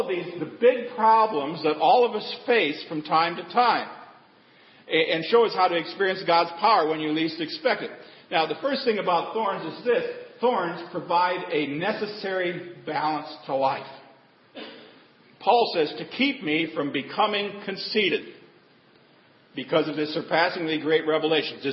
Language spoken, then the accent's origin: English; Nebraska, United States; I grew up in Nebraska